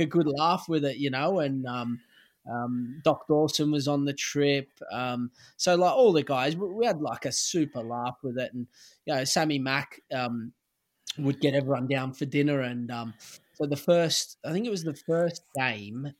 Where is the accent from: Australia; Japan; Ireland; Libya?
Australia; Sydney, New South Wales; moved away as an adult; also born or lived in Stockport, England; my hometown club